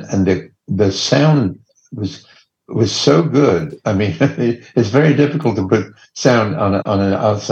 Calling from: Los Angeles, California, United States; I'm in Los Angeles.

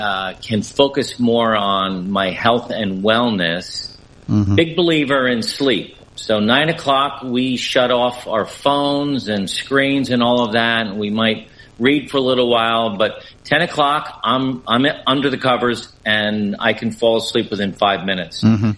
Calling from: Essex, Connecticut, United States; I am in a small, quaint little village in Connecticut in the United States, a village called Essex, Connecticut, that was founded back in the 1600s.

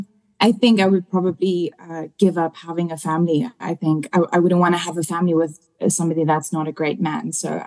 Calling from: South Africa; I'm calling you guys from South Africa.

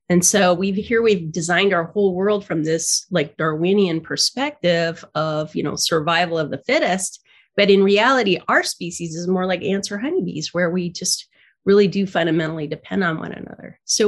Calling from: San Diego, California, United States; I'm calling in from San Diego.

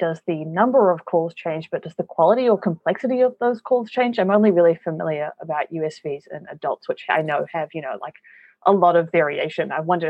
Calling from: Boston, Massachusetts, United States; I'm calling from Boston

